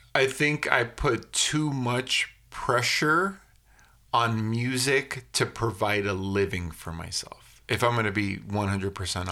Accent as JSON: {"language": "English", "country": "United States", "said": "I'm an American kid"}